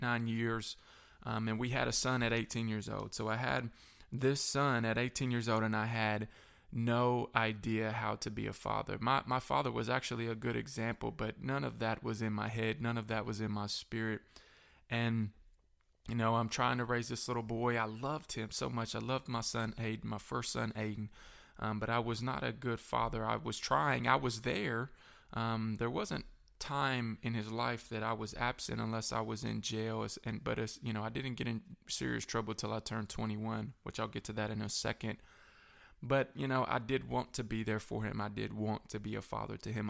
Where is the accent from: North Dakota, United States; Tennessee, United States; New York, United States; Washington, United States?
Tennessee, United States; Manchester; also born or lived in Shelbyville, Tennessee; I moved from Shelbyville back down to Manchester